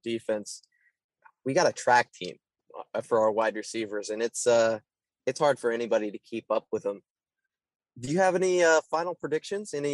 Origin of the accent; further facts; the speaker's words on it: about an hour east of Kansas City, Missouri, United States; I grew up in the, I guess about an hour east of Kansas City